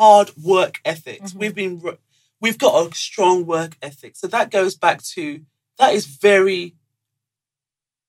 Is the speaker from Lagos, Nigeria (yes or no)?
yes; Lagos, Nigeria; moved away; back home, I was raised in Lagos. I literally, in village, but mainly in Lagos